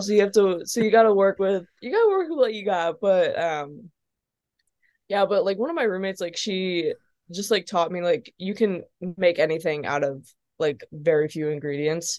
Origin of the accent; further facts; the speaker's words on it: Perrysburg, Ohio, United States; moved away as an adult; also born or lived in Dayton, Ohio / Columbus, Indiana; now in Nashville, United States; when I was about ten, we moved to Toledo. Um, we moved to Perrysburg. Um, and then we've been, my parents have been there since